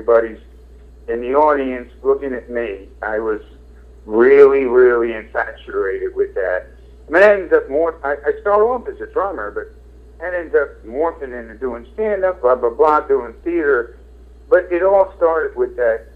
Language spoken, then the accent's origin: English; Philadelphia, Pennsylvania, United States; I grew up in Southwest Philadelphia